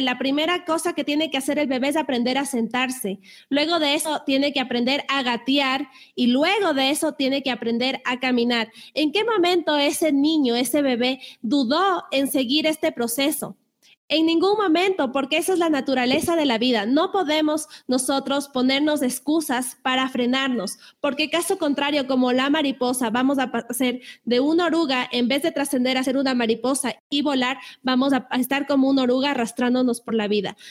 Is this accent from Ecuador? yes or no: yes; Ecuador; en mi país, en Ecuador